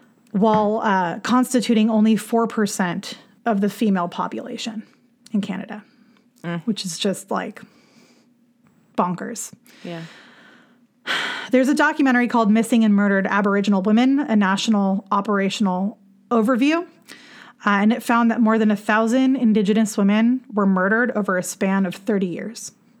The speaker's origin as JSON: {"language": "English", "town": "Los Angeles", "region": "California", "country": "United States", "tie": "born or raised there", "also_born_or_lived": "Santa Barbara", "moved": "yes", "said": "I grew up in the San Fernando Valley, you know, lived there for a good chunk of my life, moved around a bit, lived in Santa Barbara for a while, went to shows in Ventura, you know, hung around the Southern California vicinity"}